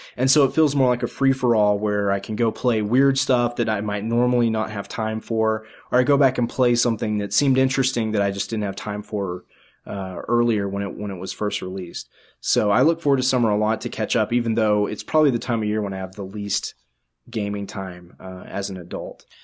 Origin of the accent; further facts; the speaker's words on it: the South, United States; I grew up in the South where it's friggin' hot in the summer